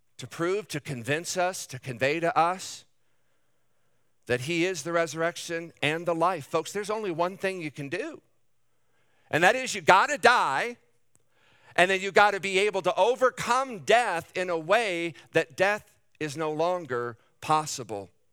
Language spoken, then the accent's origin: English; Davenport, Iowa, United States; I was born and raised in Davenport